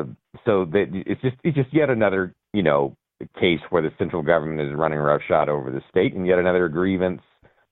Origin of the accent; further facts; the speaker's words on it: New Hampshire, United States; I'm visiting Colorado. But, yeah, I'm from New Hampshire, but visiting Colorado.